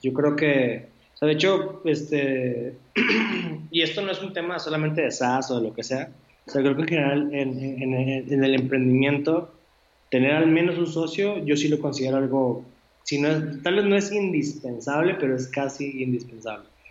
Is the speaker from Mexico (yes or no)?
yes; Monterrey, Nuevo León, Mexico; los tres somos de Monterrey